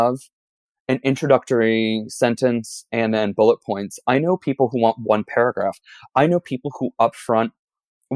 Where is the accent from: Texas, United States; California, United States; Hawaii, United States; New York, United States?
New York, United States; New York City; also born or lived in East Village, New York City / Brooklyn; as a New Yorker